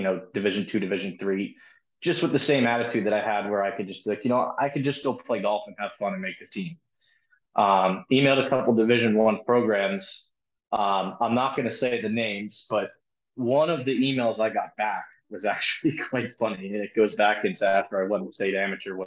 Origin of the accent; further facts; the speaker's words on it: Brielle, New Jersey, United States; I'm a local kid. I'm from Brielle, New Jersey